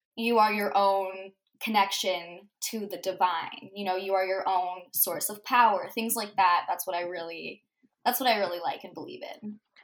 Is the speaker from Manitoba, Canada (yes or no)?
yes; Manitoba, Canada; I'm from Manitoba, Canada.